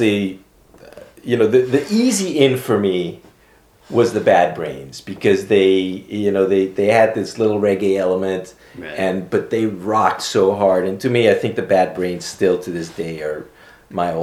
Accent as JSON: {"language": "English", "country": "Aruba", "tie": "born or raised there", "also_born_or_lived": "Amsterdam, Netherlands / Philadelphia, United States", "moved": "as an adult", "said": "Growing up in Aruba"}